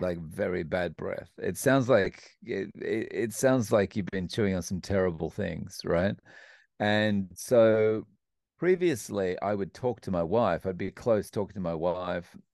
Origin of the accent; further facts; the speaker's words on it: Melbourne, Victoria, Australia; moved away as an adult; also born or lived in Scotland; now in Japan; I grew up in Melbourne, Australia